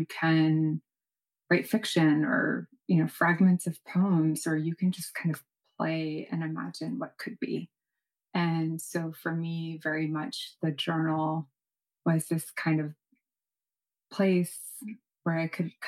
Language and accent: English; New York City, New York, United States; I was born in New York City